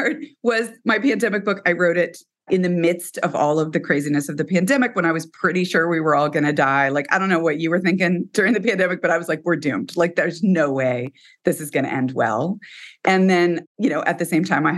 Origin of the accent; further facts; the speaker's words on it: Texas, United States; I am from Texas and we have a ranch.